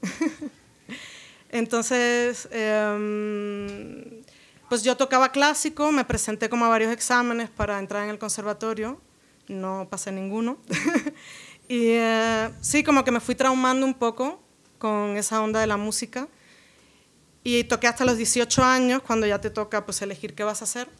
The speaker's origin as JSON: {"language": "Spanish", "town": "Jerez de la Frontera", "region": "Andalusia", "country": "Spain", "tie": "born or raised there", "also_born_or_lived": "Las Palmas de Gran Canaria / Seville / Málaga / England", "moved": "as an adult", "lives_now": "Mexico", "said": "pero como con cinco años me fui a Jerez de la Frontera eh, trasladaron a mi papá a vivir allá y, em, pues de los 5 como hasta los 19 vivía en Jerez de la Frontera, Cádiz, que es en Andalucía"}